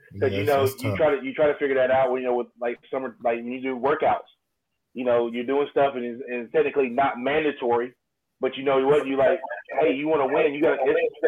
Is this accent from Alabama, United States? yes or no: yes; Alabama, United States; I'm from Alabama